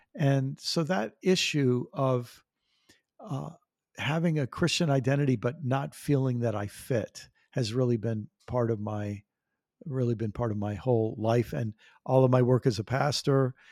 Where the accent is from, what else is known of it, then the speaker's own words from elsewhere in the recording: Maryland, United States; also born or lived in New York; I grew up on the East Coast of the United States. I was born in New York and lived in the state of Maryland, right near Washington, D C